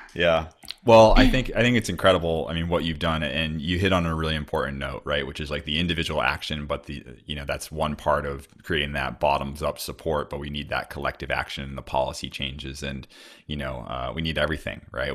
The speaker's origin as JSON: {"language": "English", "area": "Cape Cod", "region": "Massachusetts", "country": "United States", "moved": "yes", "said": "I'm from Cape Cod originally in the Northeast"}